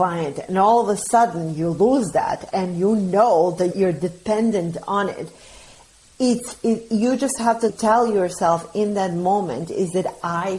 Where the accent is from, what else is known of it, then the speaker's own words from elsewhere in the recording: Bosnia & Herzegovina; now in United States; I'm an immigrant, so I'm from Bosnia